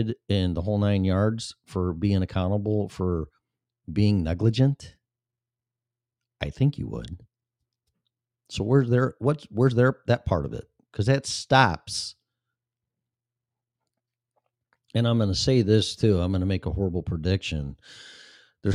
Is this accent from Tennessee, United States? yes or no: no; Illinois, United States; moved away; My home state of Illinois and Chicago